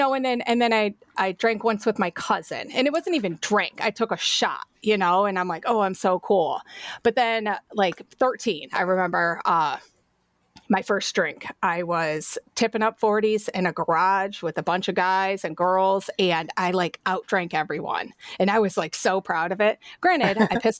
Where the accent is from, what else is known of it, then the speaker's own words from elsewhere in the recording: Avon, Ohio, United States; also born or lived in Cleveland; So I grew up in Avon, right? It's a big city now, but it was little back then.